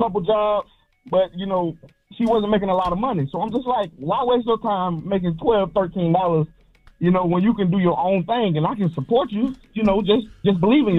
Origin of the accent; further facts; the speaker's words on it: Georgia, United States; I grew up, I was raised in Georgia, you know, so by my grandparents.